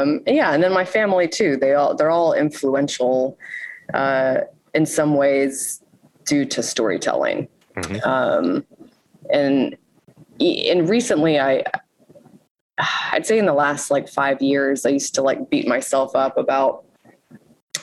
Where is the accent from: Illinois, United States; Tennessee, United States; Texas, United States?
Texas, United States; Houston; moved away as an adult; now in Baltimore, United States; So I'm from Houston, Texas. I moved to Baltimore 16 years ago.